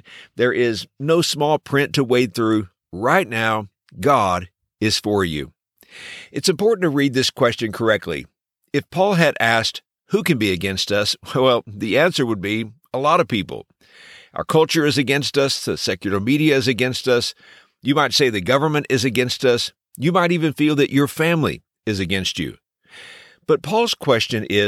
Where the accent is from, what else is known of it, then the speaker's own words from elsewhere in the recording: Texas, United States; When I was growing up in Texas, I was blessed to be a part of a great church